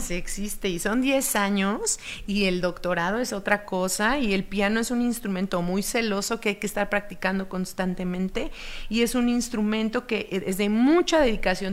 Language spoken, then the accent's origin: Spanish; Oaxaca, Mexico; Como yo soy de Oaxaca